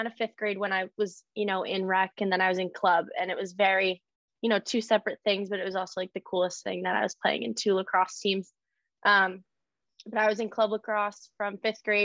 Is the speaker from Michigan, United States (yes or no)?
no; Saratoga Springs, New York, United States; I grew up in Saratoga Springs, New York.